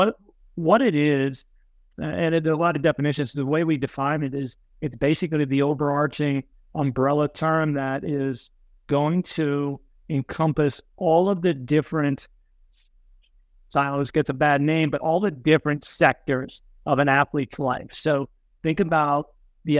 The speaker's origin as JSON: {"language": "English", "town": "Hazleton", "region": "Pennsylvania", "country": "United States", "tie": "born or raised there", "moved": "yes", "lives_now": "State College, United States", "said": "I grew up in Hazleton, kind of next to Joe growing up there"}